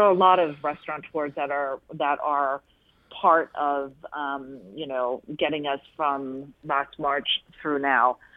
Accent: Monmouth County, New Jersey, United States; moved away as an adult; now in Philadelphia, United States; my hometown in Monmouth County, New Jersey

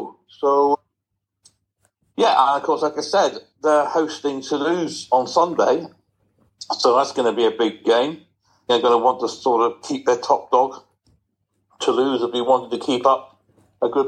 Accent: Cornwall, South West England, United Kingdom; I'm Cornish.

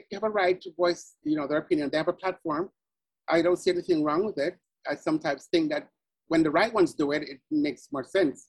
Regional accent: Jamaica; moved away; back in Jamaica, being on the quiz team was like being on American Idol, because it was a quiz competition amongst all the high

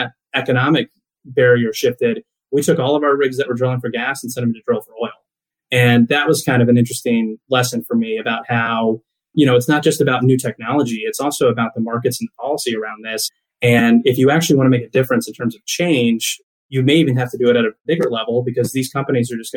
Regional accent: Riesel, Texas, United States; also born or lived in Tulsa, Oklahoma / Houston, Texas; my hometown is Riesel, Texas, a small town in central Texas.

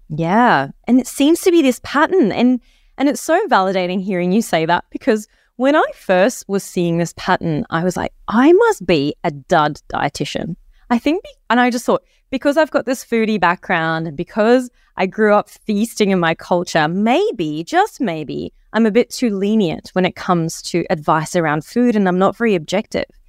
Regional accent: Egypt; now in Australia; I grew up in Egypt

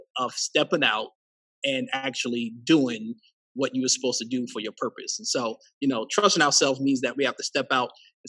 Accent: Queens, New York, United States; born there; And so up until the age of 18, I moved 14 plus different places. I was born in Queens, New York.

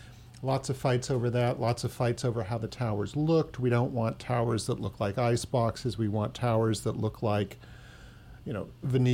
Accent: Walnut Creek, California, United States; now in San Francisco, United States; I grew up in Walnut Creek

